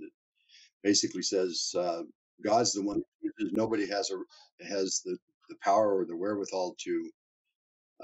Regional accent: Topeka, Kansas, United States; moved away as an adult; now in Calgary, Canada; we grew up in Topeka, Kansas

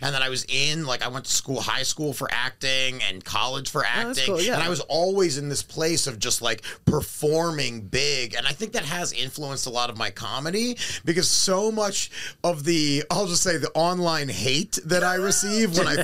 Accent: Baltimore, Maryland, United States; moved away as an adult; now in Los Angeles, United States; growing up in Baltimore makes you hard, and then you come

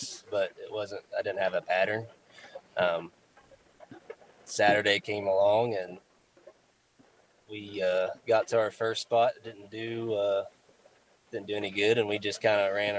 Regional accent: Weston, West Virginia, United States; I am from Weston, West Virginia, which is takes me about 7 minutes to get to Stonewall.

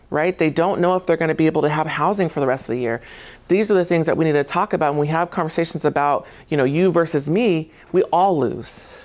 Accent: Tacoma, Washington, United States; I graduated from Lincoln High School. So I'm from here

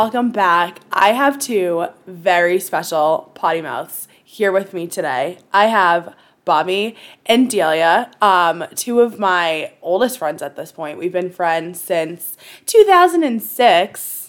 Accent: Boston, Massachusetts, United States; we're from Boston. But we don't even all live in Boston anymore.

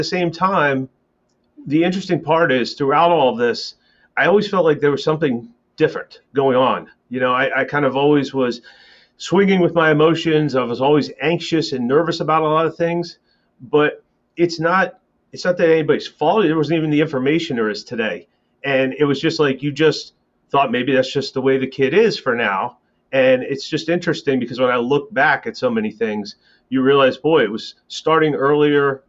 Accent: Millersville, Pennsylvania, United States; also born or lived in north of Philadelphia, Pennsylvania; now in North Carolina, United States; I was born in Millersville, Pennsylvania

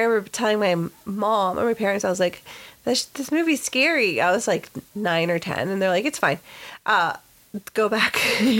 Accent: Texas, United States; now in California, United States; the sticks of Texas, when, mm-hmm. you know, back in my home state

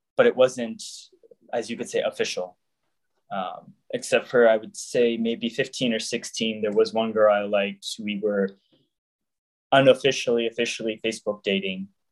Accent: Jacksonville, Florida, United States; moved away as an adult; originally, I am from Jacksonville, Florida. I grew up the youngest of four siblings.

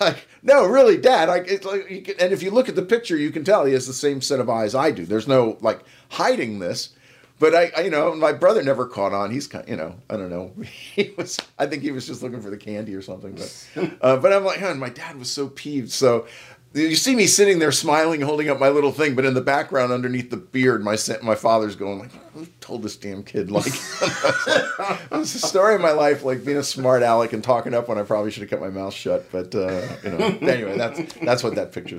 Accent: Yonkers, New York, United States; I grew up in Yonkers, New York, right on the borderline

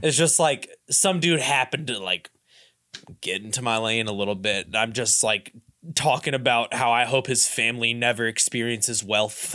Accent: Louisville, Kentucky, United States; moved away as an adult; now in Cincinnati, United States; I'm from Louisville, and I moved up here, like, six years ago

